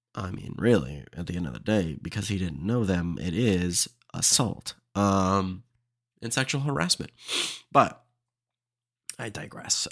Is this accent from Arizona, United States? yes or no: no; Austin, Texas, United States; I'm from Austin, Texas